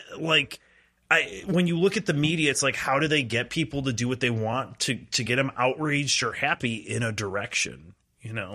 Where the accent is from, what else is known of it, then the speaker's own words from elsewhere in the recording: Cary, Illinois, United States; I grew up in Cary, so I shouldn't really, it was like ninety-seven percent white